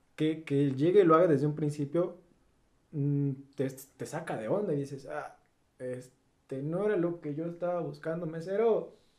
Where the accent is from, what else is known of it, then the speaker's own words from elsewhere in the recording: Veracruz, Mexico; Soy de Veracruz